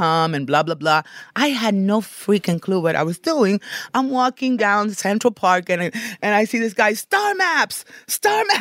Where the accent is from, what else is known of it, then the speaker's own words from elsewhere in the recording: Dominican Republic; moved away; also born or lived in New York / Los Angeles; I'm from Dominican Republic